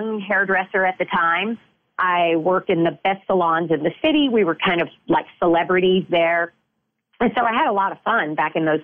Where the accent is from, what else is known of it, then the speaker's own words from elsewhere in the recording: Shreveport, Louisiana, United States; I was born and raised in Shreveport, Louisiana